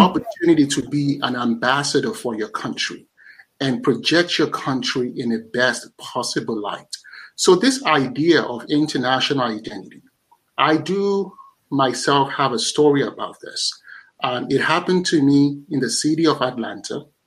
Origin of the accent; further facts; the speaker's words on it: Nigeria; I'm Nigerian